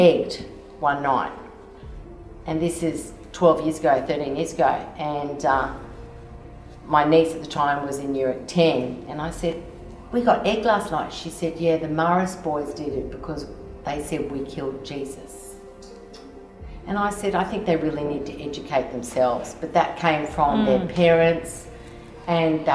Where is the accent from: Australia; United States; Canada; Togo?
Australia; Sydney, New South Wales; I grew up in Sydney and I went to a Uniting Presbyterian girls' school